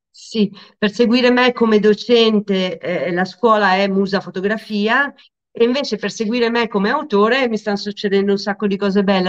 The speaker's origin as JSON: {"language": "Italian", "town": "Lecco", "region": "Lombardy", "country": "Italy", "also_born_or_lived": "Milan", "said": "io sono di Lecco, la scuola è a Monza"}